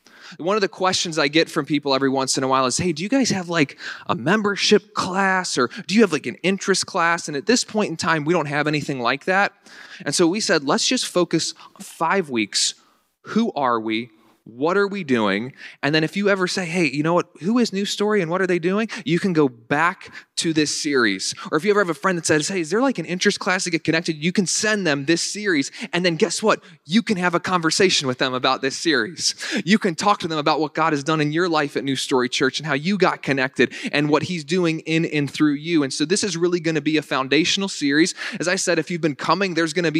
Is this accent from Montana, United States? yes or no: no; Northern Virginia, United States; moved away as an adult; now in Western New York, United States; I was raised in Northern Virginia